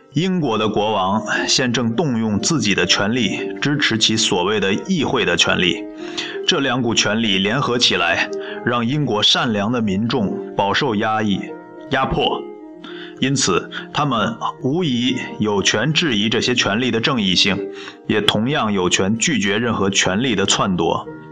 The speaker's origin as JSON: {"language": "Chinese", "country": "China", "said": "我是中国人"}